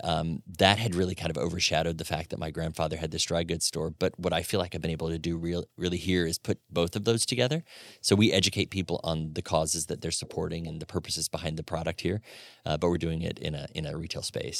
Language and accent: English; Florida, United States; moved away as an adult; also born or lived in Atlanta / Birmingham, Alabama / Knoxville, Tennessee / New York City; now in Fort Wayne, United States; born and raised in Florida